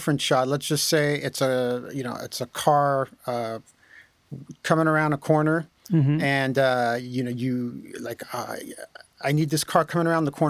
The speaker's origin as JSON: {"language": "English", "country": "France", "tie": "born or raised there", "moved": "yes", "said": "I grew up in France. I'm French originally"}